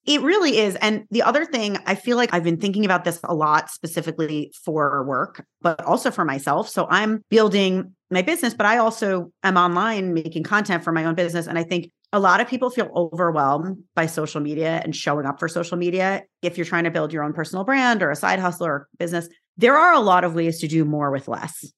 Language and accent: English; New York, United States; I am from New York